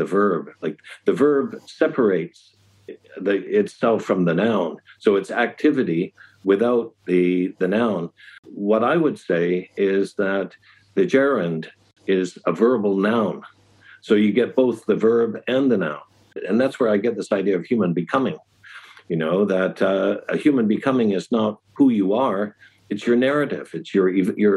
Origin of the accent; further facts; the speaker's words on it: United States; now in China; I'm an American, but my family was British. My mother was English, and I live in China.